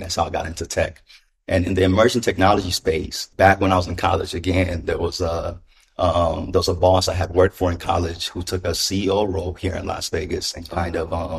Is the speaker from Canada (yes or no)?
no; Ghana; moved away; I was born in Ghana. My mother's an immigrant.